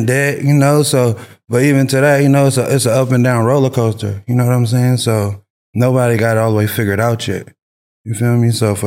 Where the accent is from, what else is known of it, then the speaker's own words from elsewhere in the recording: Long Beach, California, United States; moved away; also born or lived in San Francisco Bay Area, California; I'm born and raised from Long Beach. Then I moved to the Bay in like 2003, 2004